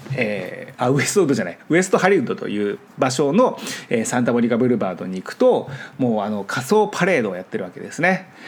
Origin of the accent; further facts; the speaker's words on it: Japan; first language Japanese; moved away as an adult; now in Los Angeles, United States; 僕は日本で育ってるので